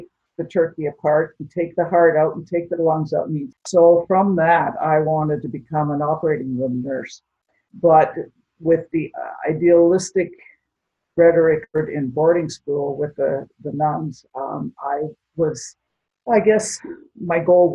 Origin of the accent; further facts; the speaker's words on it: Espanola, Ontario, Canada; also born or lived in North Bay / Sudbury; I grew up in a small town in Ontario called Espanola